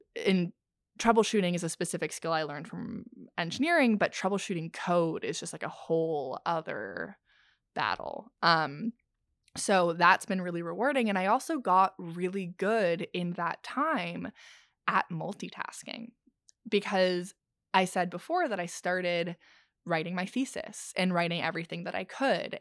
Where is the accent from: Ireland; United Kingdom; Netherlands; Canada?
Canada; Ontario; even though I'm from Ontario